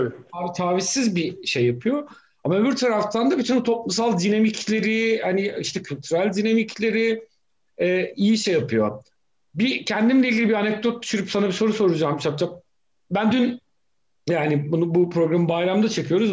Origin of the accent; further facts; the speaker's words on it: Black Sea Region, Turkey; Ben Karadeniz'de büyüdüm.